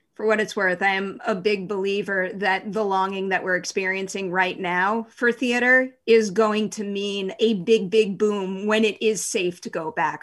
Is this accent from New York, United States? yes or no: yes; New York, United States; I'm a New Yorker